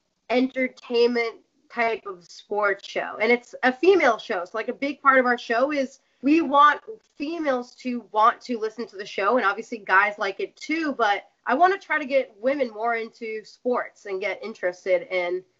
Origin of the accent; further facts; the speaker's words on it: Massachusetts, United States; I'm going to be a diehard New Englander, obviously, probably to the day I die, because this is where I grew up